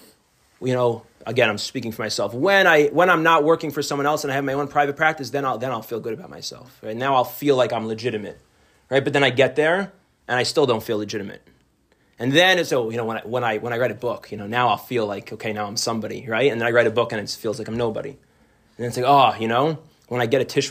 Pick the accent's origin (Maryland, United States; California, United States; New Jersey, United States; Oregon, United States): New Jersey, United States; moved away as an adult; now in Chicago, United States; I'm originally from the New Jersey area, and I have a lot of old close friends from this area, and family and friends, and I moved to Chicago almost 10 years ago